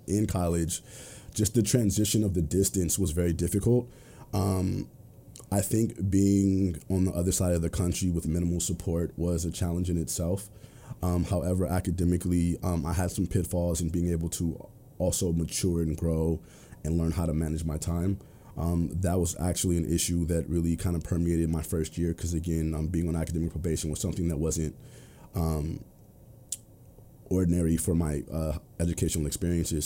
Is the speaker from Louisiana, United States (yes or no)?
no; Los Angeles, California, United States; also born or lived in Culver City, California; growing up in South Central